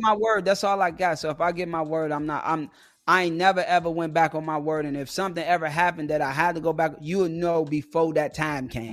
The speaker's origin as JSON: {"language": "English", "town": "Chicago", "region": "Illinois", "country": "United States", "said": "I'm from Chicago"}